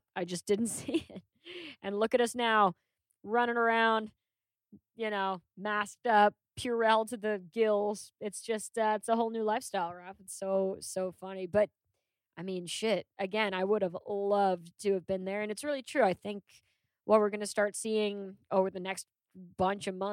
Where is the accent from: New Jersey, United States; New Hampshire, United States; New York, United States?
New York, United States; being a New Yorker